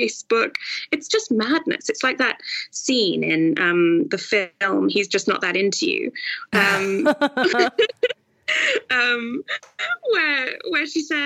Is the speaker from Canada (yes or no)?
no; Singapore; moved away; also born or lived in York / Cambridge / Oxford; I grew up, in Asia, in Singapore specifically